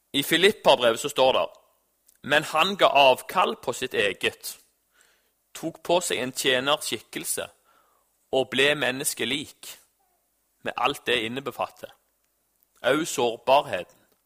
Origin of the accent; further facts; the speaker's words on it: Norway; Jeg er jo nordmann